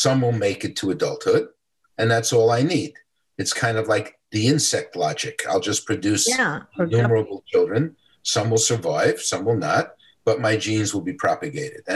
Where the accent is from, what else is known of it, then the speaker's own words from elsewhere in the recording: New York City, New York, United States; I grew up in the South Bronx.